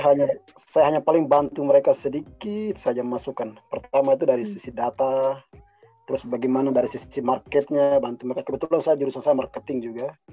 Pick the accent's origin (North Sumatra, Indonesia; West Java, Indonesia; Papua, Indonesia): Papua, Indonesia; saya dari Papua juga